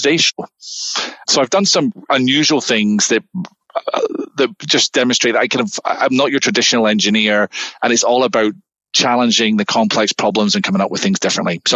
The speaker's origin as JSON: {"language": "English", "region": "Scotland", "country": "United Kingdom", "moved": "as an adult", "lives_now": "Southern California, United States", "said": "back in Scotland, where I'm from"}